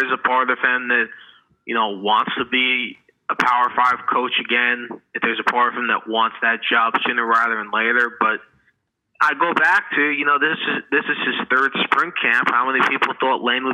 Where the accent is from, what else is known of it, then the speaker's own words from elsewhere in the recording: New York, United States; moved away; I'm from New York